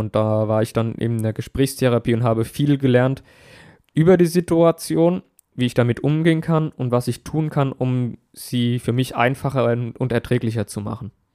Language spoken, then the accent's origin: German; Aschaffenburg, Bavaria, Germany; Ich musste damals Aschaffenburg und meine Heimat neu erkunden